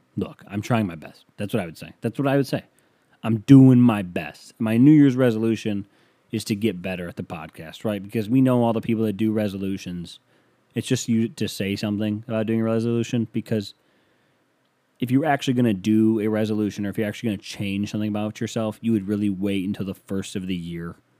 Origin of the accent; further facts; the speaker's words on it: Canada; I'm from Canadian